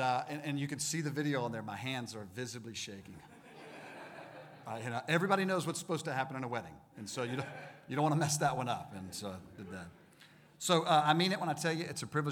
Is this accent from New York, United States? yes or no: no; Alabama, United States; moved away as an adult; also born or lived in Mississippi / Georgia; I was born in Mississippi, raised in Alabama